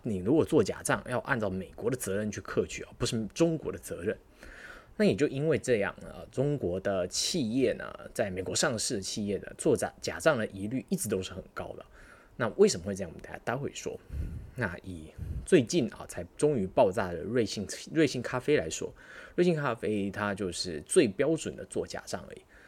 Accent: Taiwan; 我们大家作为作为台湾人

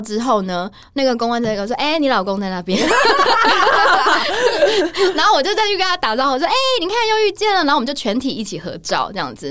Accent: Taiwan; 我是来自台湾的记者

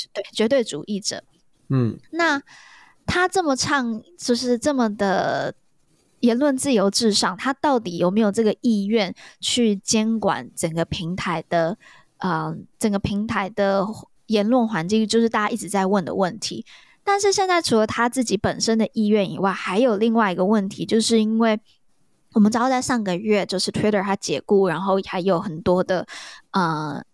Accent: Taiwan; 来自台湾

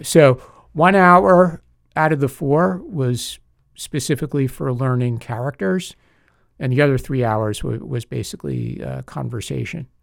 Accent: Long Island, New York, United States; moved away as an adult; also born or lived in Singapore / Hong Kong; now in Taiwan; I'm actually from the New York City suburbs, a place called Long Island

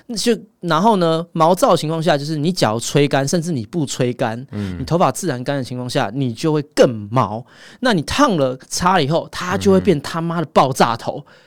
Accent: Taipei, Taiwan; 我身毕竟从小到大在西门町长大的

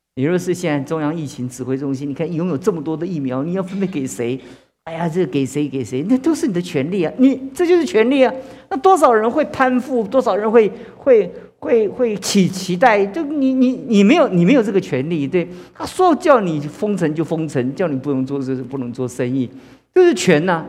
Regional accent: China; 其实我们中国在这这么多年的历史当中

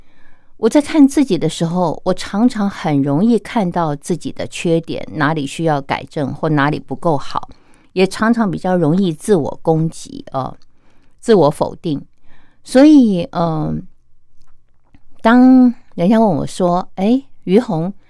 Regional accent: China; 我们中国人有句话说啊，“天生我材必有用”

